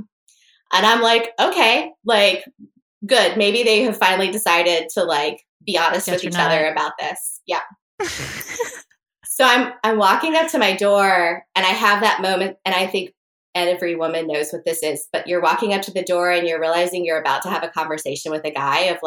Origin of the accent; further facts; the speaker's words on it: North Carolina, United States; I'm from North Carolina